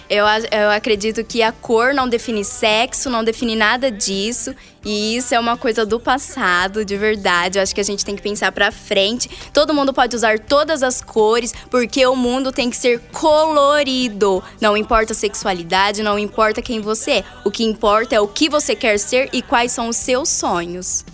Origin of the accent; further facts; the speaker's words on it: Cafelândia, São Paulo, Brazil; eu sou nascida em Cafelândia